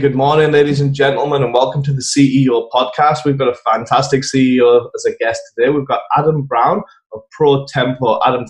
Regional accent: England, United Kingdom; now in United States; I moved here from England.

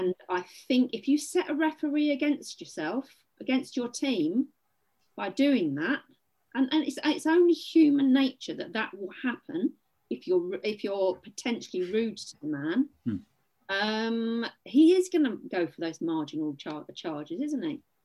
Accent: England, United Kingdom; I am English, by the way, not Welsh.

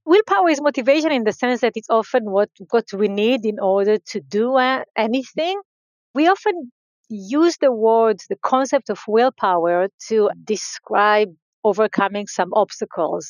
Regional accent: Israel; So I grew up in uh, Israel. I grew up in a very uh, small community

